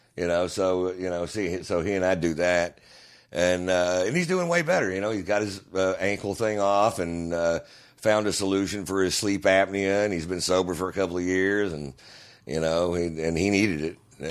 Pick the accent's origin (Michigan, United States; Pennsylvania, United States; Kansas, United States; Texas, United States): Texas, United States; Houston; I'm from Houston